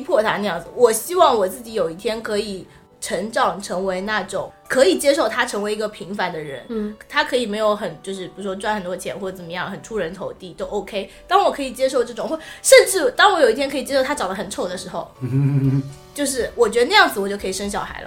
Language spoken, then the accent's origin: Chinese; Jinhua, Zhejiang, China; 我是金华人